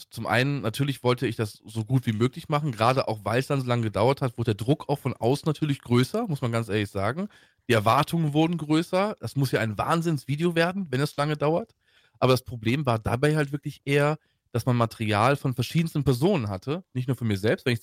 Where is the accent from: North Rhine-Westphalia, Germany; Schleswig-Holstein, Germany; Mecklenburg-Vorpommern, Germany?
North Rhine-Westphalia, Germany; Troisdorf; ich bin ähm, aufgewachsen und geboren in Troisdorf. Ähm, das liegt bei Bonn.